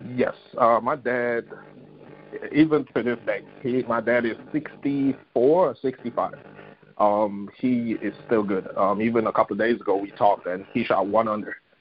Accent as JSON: {"language": "English", "town": "Bethel", "region": "Tobago", "country": "Trinidad & Tobago", "tie": "born or raised there", "moved": "as an adult", "said": "growing up in Bethel, uh, Trinidad, and Tobago, it's a small village."}